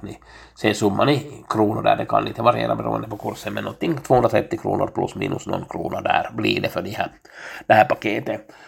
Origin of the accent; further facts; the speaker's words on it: Finland; jag är en finländare